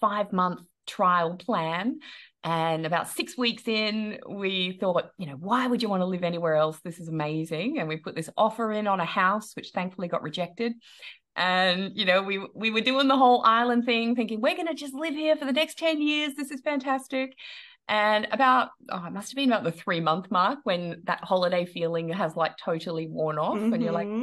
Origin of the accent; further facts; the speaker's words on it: Australia; moved away as an adult; now in Netherlands; I'm an Aussie, if you can't hear the accent